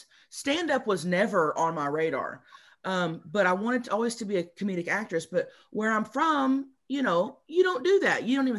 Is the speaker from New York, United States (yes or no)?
no; Southern Oklahoma, United States; moved away as an adult; also born or lived in Dallas, Texas; now in California, United States; born and raised? I'm from Southern Oklahoma.